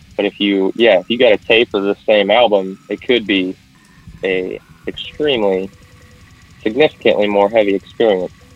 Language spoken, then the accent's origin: English; central Kansas, United States; I am from Kansas. I do still live on the Kansas side, pretty close to that Missouri border over here by Kansas City. Um, but yeah, no, I'm not from the KC area. I'm from further into the center